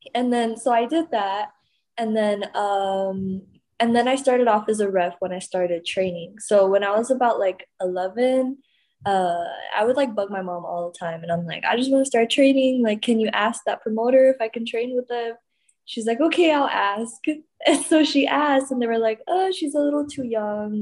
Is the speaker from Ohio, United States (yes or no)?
no; Laredo, Texas, United States; born or raised there; now in Houston, United States